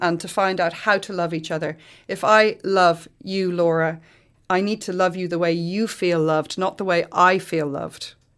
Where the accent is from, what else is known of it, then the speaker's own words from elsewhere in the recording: Ireland; we're Irish